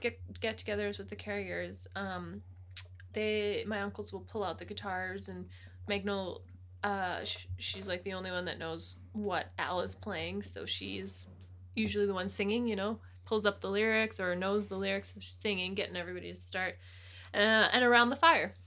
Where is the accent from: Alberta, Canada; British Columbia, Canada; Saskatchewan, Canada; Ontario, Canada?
British Columbia, Canada; Oyama; now in Calgary, Canada; I grew up in Oyama, so I really wanted to share with, um, Jake where, where I live